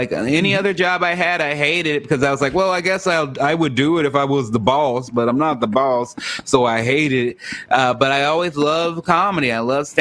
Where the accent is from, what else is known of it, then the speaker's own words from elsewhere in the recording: Chicago, Illinois, United States; moved away; also born or lived in Los Angeles, California / Portland, Oregon; raised in Chicago, Illinois